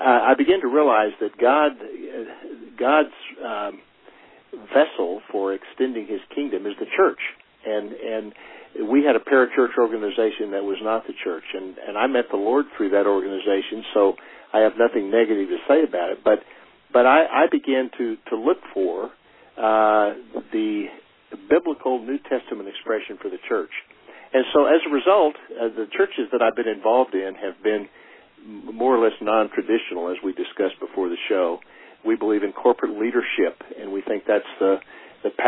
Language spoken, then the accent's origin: English; Oklahoma, United States; now in Colville, United States; I'm originally from Oklahoma